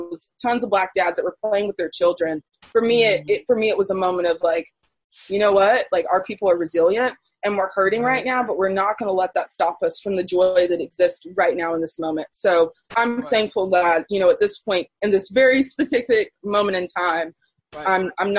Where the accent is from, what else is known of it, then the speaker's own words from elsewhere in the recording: Durham, North Carolina, United States; I grew up in Durham in a predominantly Black neighborhood, predominantly Black schools.